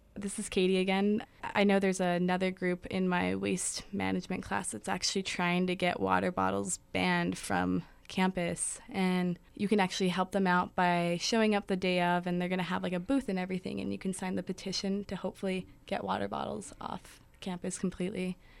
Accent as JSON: {"language": "English", "town": "Albuquerque", "region": "New Mexico", "country": "United States", "said": "I'm from Albuquerque, New Mexico."}